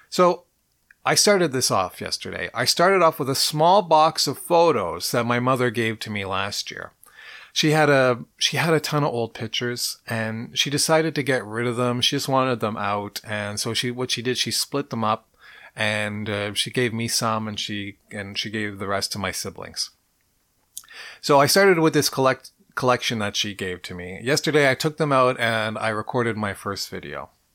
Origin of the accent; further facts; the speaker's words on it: Montreal, Quebec, Canada; I was born in Montreal. And I lived on Oxford Avenue in N D G